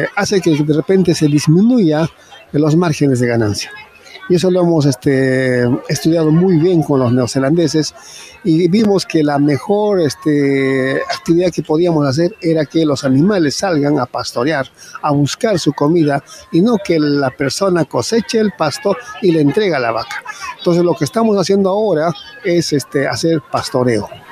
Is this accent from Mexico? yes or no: no; Caracoto, Puno, Peru; yo vengo desde Perú, de la región Puno, ¿no? Eh, principalmente un distrito que se llama Caracoto